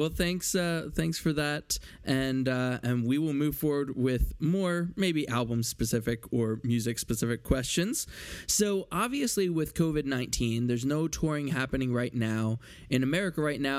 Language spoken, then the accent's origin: English; Philadelphia, Pennsylvania, United States; I am from Philly.